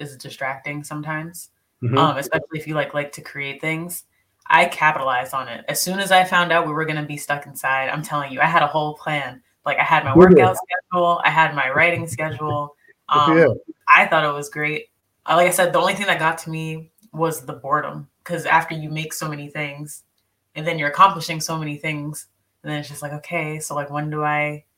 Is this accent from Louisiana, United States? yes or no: no; Brockton, Massachusetts, United States; also born or lived in San Diego, California; I'm from San Diego, but I was raised in Brockton, Massachusetts.